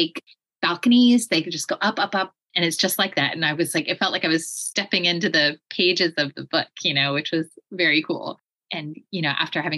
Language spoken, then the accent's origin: English; Vermont, United States; I grew up in Vermont near the Canadian border